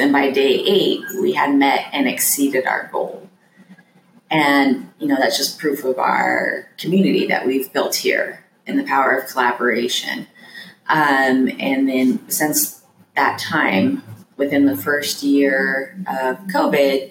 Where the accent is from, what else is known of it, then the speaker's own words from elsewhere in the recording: Wyoming, United States; now in Durham, United States; I'm from Wyoming, so originally